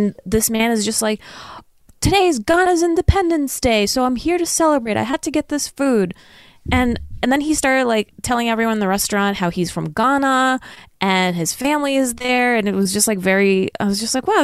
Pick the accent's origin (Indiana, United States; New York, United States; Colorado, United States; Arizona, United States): New York, United States; we're from New York